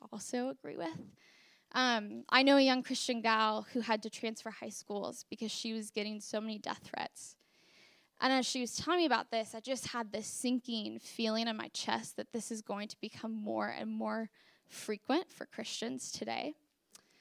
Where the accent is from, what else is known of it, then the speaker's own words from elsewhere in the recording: Portland, Oregon, United States; now in Princeton, United States; I'm from Portland, Oregon, and in Portland, our idol is just straight hedonism